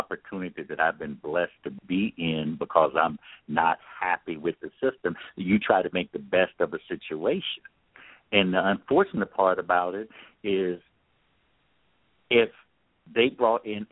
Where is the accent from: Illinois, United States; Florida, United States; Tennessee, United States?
Florida, United States; now in California, United States; I grew up in Florida